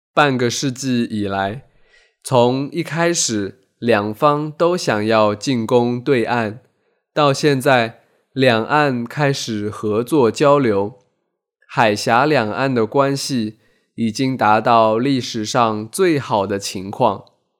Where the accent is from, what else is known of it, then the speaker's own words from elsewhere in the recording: Taizhou, Zhejiang, China; 我家乡台州的大陈岛岛上的居民几乎全部跟随国民党去了台湾